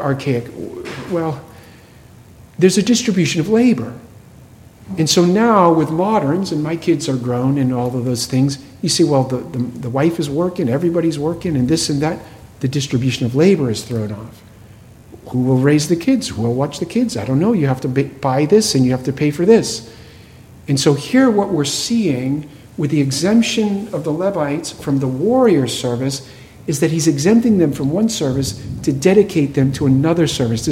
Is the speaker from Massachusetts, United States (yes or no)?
yes; New England, Massachusetts, United States; I grew up in New England, Massachusetts, and it was a town which had a lot of Jewish folks